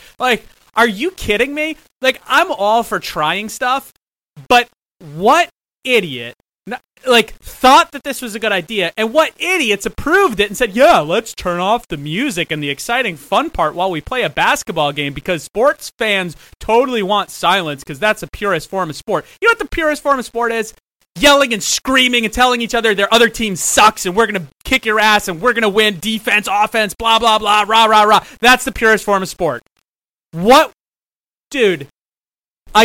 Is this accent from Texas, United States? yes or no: no; Long Island, New York, United States; moved away; my mom's closet all the way back at home on Long Island.